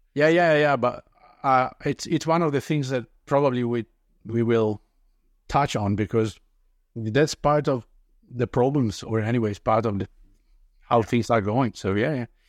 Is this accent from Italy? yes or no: yes; Italy; English is a second language; moved away as an adult; now in Denmark; today I'm 46, living in Denmark. That is not my native country. I I'm originally from Italy